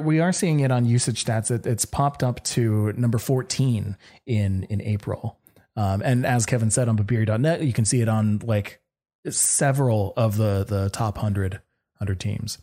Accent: Canada; me being from Canada

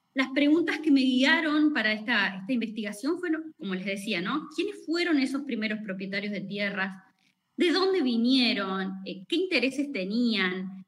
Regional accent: Buchardo, Córdoba, Argentina; yo soy de Buchardo, nacida y criada en, en la localidad de Buchardo, bien al sur, sur, sur de Córdoba

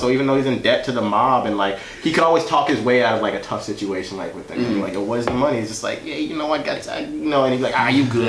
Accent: Côte d’Ivoire; born there; But so I was born in West Africa in a country called the Ivory Coast, and like my parents came over.

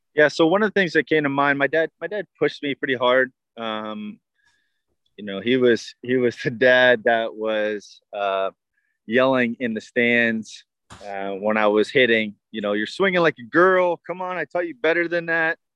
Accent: Tampa, Florida, United States; born and raised in Tampa. I was the hometown kid.

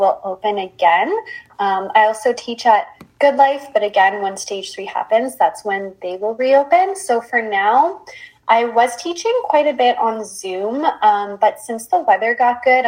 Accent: Windsor, Ontario, Canada; also born or lived in Waterloo / Peterborough; I was born and raised in Windsor, but I lived a few years in Waterloo and a year in Peterborough while I was in school.

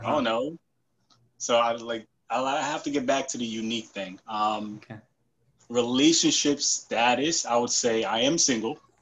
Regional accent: New York, United States; also born or lived in Haiti / North Carolina; I was born in Haiti, came here when I was nine. Um, live in New York like my whole life

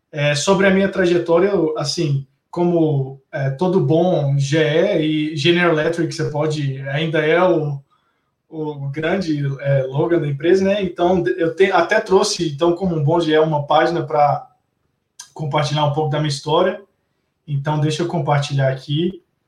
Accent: Belo Horizonte, Minas Gerais, Brazil; eu sou de BH também

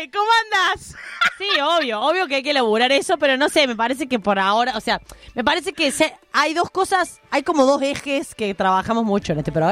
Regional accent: Córdoba, Argentina; somos de Córdoba, Somos de Córdoba.

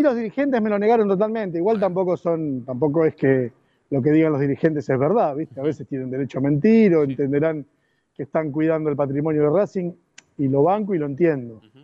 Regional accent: Argentina; no soy más argentino

